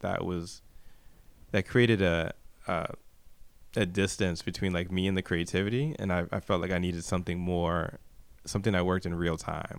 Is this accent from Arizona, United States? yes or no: no; New York City, New York, United States; I'm from Brooklyn, New York.